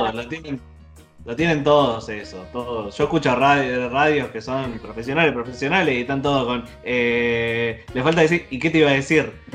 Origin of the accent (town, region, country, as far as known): Merlo, Buenos Aires Province, Argentina; born or raised there